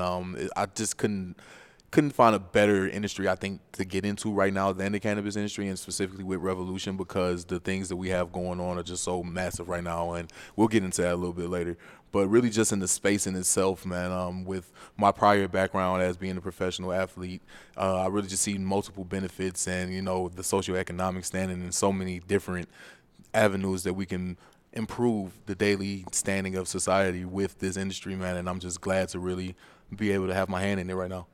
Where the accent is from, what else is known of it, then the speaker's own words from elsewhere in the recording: Cleveland, Ohio, United States; also born or lived in Chicago; I was born in Chicago, although I was raised in Cleveland, I consider Cleveland my hometown.